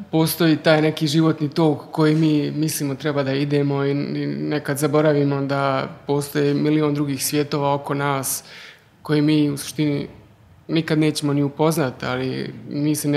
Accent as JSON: {"language": "Croatian", "country": "Germany", "tie": "born or raised there", "also_born_or_lived": "former Yugoslavia", "moved": "yes", "said": "odrastao u, u Njemačkoj, znači rođen sam u Njemačkoj i odrastao sam tam jedan dobar dio života, ali živio sam i u bivšoj Jugoslaviji"}